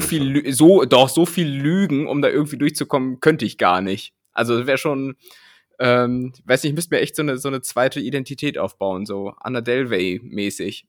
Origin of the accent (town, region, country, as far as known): Germany